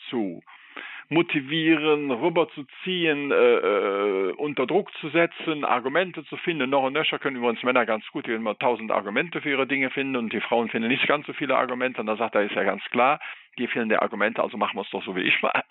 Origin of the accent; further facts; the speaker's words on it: Rhineland, Germany; das hat nochmal eine Dimension eingebracht, die ich eben auch meinte, vor allen Dingen noch als Rheinländer.